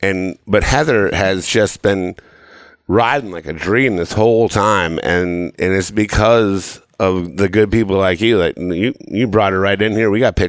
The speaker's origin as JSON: {"language": "English", "region": "Minnesota", "country": "United States", "said": "as a Minnesotan"}